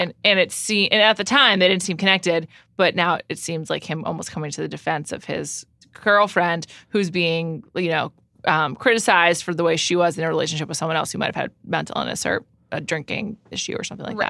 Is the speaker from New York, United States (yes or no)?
yes; New York, United States; I grew up in New York